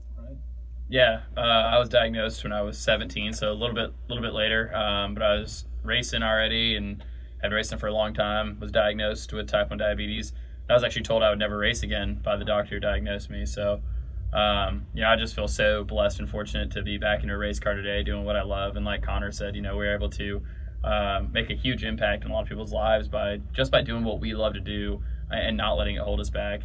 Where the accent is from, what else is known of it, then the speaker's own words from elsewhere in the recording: California, United States; I grew up in California.